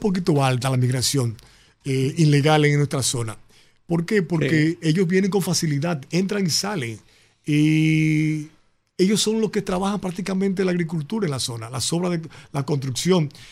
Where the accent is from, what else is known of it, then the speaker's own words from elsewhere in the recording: Santo Domingo, Distrito Nacional, Dominican Republic; also born or lived in Independencia Province; la provincia Independencia, es donde yo nací, es donde yo siempre he hecho un trabajo social. Y a pesar de que me crié en Santo Domingo